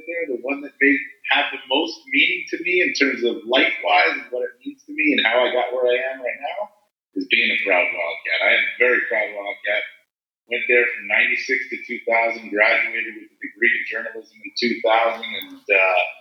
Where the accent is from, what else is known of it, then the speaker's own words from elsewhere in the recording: Fair Lawn, New Jersey, United States; also born or lived in Tucson, Arizona; I grew up in Fairlawn, New Jersey. I live in Fairlawn, New Jersey.